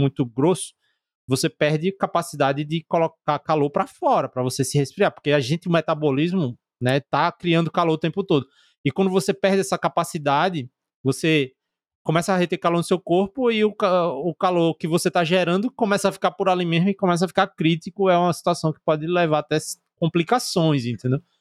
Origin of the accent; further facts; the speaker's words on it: Northeast Region, Brazil; a gente é do Nordeste